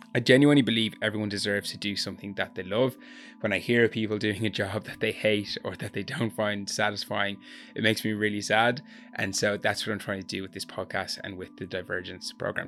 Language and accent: English; Gorey, Ireland; barman in a nightclub in my hometown in Gori